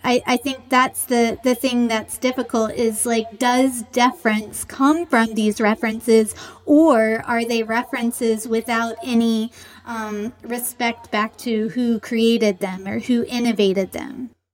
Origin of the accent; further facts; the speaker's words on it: the South, United States; I grew up in the South